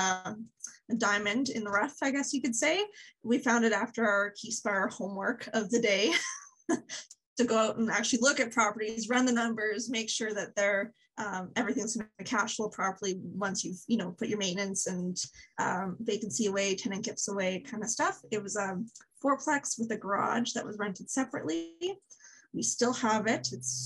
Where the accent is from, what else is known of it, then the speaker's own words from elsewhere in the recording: Medicine Hat, Alberta, Canada; now in Calgary, Canada; I was born and raised in Calgary in small town Alberta, Medicine Hat